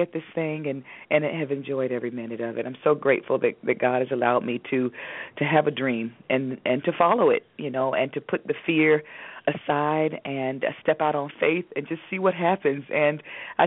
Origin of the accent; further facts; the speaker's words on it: Durham, North Carolina, United States; I'm from Durham, North Carolina, and I started acting. My mom put me in the acting class at 5 years old at the W.D. Hill Recreation Center in Durham